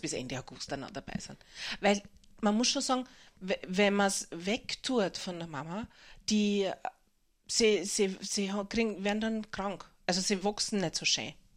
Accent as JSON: {"language": "German", "region": "Burgenland", "country": "Austria", "tie": "born or raised there", "also_born_or_lived": "Vienna, Austria / Boston, United States", "said": "bin so gern heimgefahren ins Burgenland"}